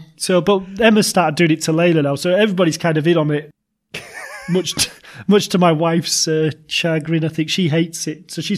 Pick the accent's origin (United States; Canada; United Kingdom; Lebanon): United Kingdom; Yorkshire and the Humber; we're from Yorkshire, so we say, you know, I'm off to hospital and all that.